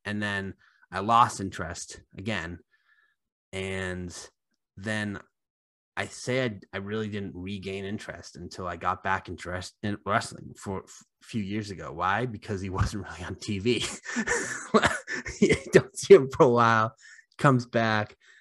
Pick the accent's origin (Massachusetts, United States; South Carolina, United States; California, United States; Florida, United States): Massachusetts, United States; Haverhill; we're obviously both from Mass, and John Cena's from West Newbury, and not just from Mass, like, Uh, we're both from Haverhill